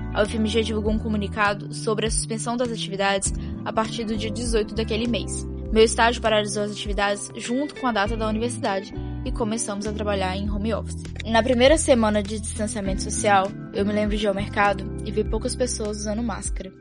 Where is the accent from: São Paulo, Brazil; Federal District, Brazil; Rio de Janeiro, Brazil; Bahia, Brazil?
Bahia, Brazil; Teixeira de Freitas; moved away as an adult; now in Belo Horizonte, Brazil; eu sou baiana, natural do sul da Bahia, e há dois anos eu vim para Belo Horizonte para poder estudar